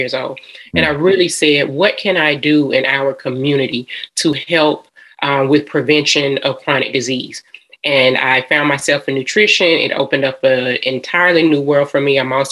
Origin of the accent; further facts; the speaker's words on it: Atlanta, Georgia, United States; I am a Georgia peach. I am from Atlanta, Georgia